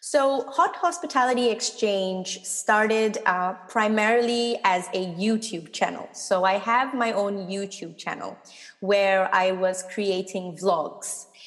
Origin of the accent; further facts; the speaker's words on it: Singapore; now in Cologne, Germany; I'm obviously born and brought up in Singapore.